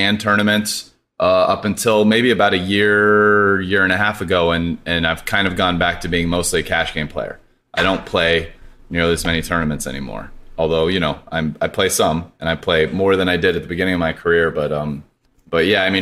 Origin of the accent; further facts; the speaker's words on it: Poway, California, United States; also born or lived in Denver, Colorado / Stanford, California; Born in Denver when I was 9, moved to Poway. It's a suburb of San Diego. Lived there till college